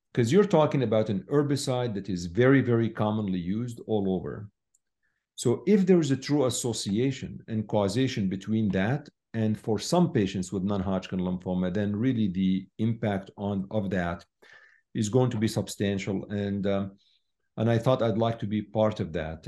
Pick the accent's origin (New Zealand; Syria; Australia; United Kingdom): Syria; moved away as an adult; I was born in Syria